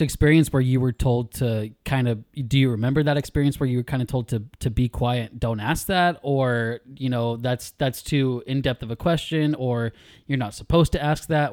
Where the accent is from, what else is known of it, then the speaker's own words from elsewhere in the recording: California near Sacramento, United States; raised in California near Sacramento